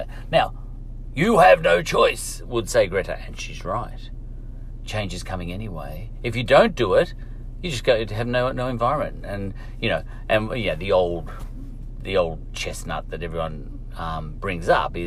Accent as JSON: {"language": "English", "country": "Australia", "said": "We have a tradition, a culture, a history of car manufacturing in Australia that was huge. I was brought up on Ford Holden"}